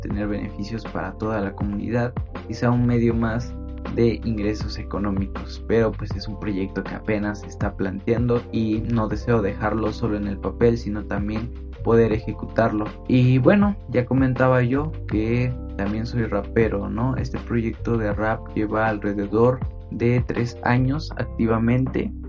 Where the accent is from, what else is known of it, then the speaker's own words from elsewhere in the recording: Santa María Pápalo, Oaxaca, Mexico; moved away; yo soy originario de una comunidad que se llama Santa María Pápalo, que se ubica en el distrito de Cuicatlán, esto en la región cañada del estado de Oaxaca